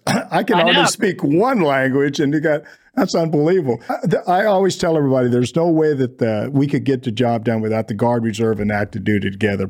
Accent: Washington, United States; moved away as an adult; You know, I grew up in Washington State, and the last room I had before I came into the Army, I lived in a closet, in a laundry room, mm-hmm. For about 3.5 years.

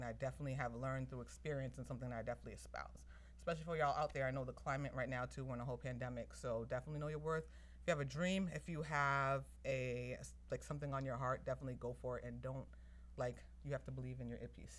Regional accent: Somerville, Massachusetts, United States; I was born and raised in Somerville, Massachusetts.

